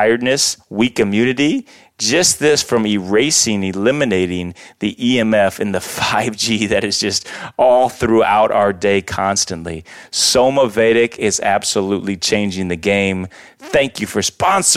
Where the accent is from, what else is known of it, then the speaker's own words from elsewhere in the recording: Iowa, United States; now in Los Angeles, United States; I'm from Iowa